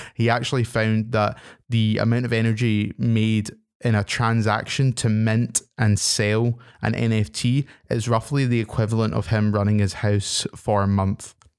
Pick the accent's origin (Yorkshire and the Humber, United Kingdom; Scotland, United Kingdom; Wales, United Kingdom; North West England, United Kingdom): Scotland, United Kingdom; being a Scottish person myself